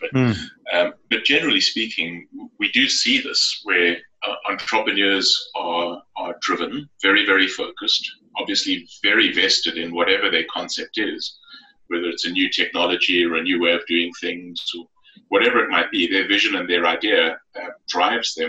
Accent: South Africa; moved away as an adult; now in North America; you could probably tell from the accent, I'm from South Africa originally

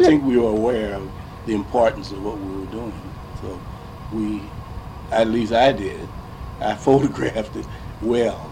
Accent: St. Louis, Missouri, United States; growing up in St. Louis as a black youngster

